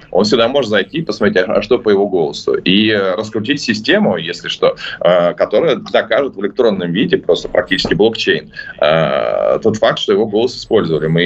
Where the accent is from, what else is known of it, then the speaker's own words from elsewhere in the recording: Saint Petersburg, Russia; now in Moscow, Russia; Я из Петербурга, и мы, конечно, с, и даже несмотря на то, что живу в Москве, мы все равно с завистью всегда смотрим на вот хотя бы на развитие метро в Москве.